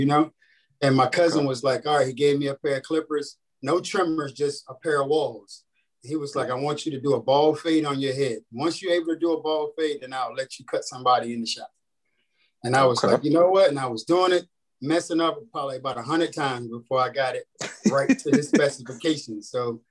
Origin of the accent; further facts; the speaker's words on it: Rocky Mount, North Carolina, United States; moved away as an adult; now in Hampton, United States; I'm from North Carolina, actually, a small town called Rocky Mountain.